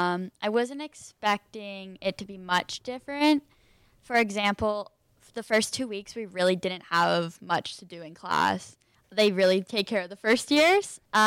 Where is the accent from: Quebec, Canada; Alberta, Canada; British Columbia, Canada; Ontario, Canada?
Ontario, Canada; Peterborough; moved away as an adult; now in Kingston, Canada; So I'm from Peterborough. I live 30 minutes out of Peterborough, more in the country, but it's a smaller town, I would say, compared to Kingston.